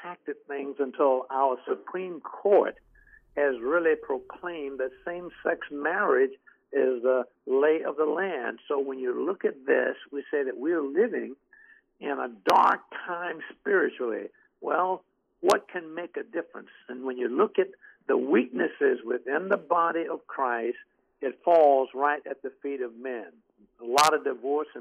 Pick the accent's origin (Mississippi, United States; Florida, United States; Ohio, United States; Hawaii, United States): Florida, United States; Jacksonville; in Jacksonville, Florida, which happens to be my hometown.